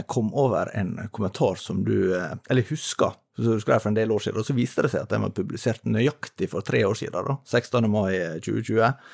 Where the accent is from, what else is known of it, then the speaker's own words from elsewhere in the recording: Oslo, Norway; Jeg er fra Oslo.